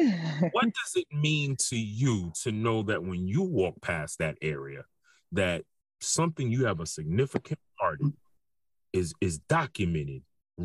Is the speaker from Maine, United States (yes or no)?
no; New York City, New York, United States; I'm from New York City.